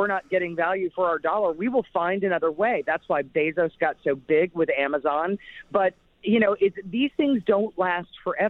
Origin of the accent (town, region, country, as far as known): United States